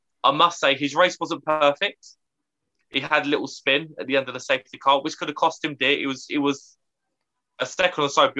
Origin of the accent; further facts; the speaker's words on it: United Kingdom; as a Brit